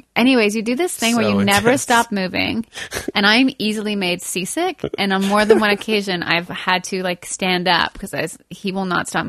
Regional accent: Quebec, Canada; moved away; I grew up in Quebec.

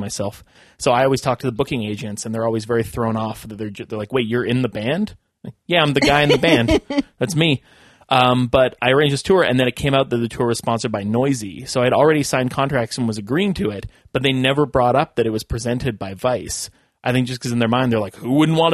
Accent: Vancouver, British Columbia, Canada; now in Toronto, Canada; I'm from Vancouver.

